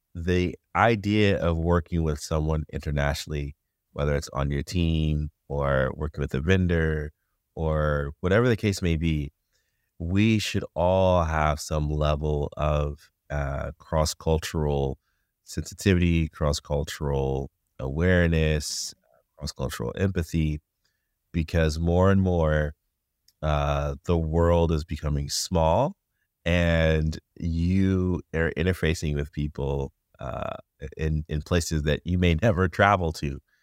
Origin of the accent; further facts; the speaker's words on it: United States; as an English-speaking American